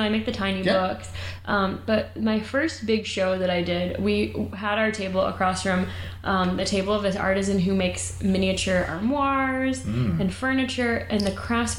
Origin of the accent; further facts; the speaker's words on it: Kalamazoo, Michigan, United States; I got a call from our local, the Kalamazoo, Michigan Gazette.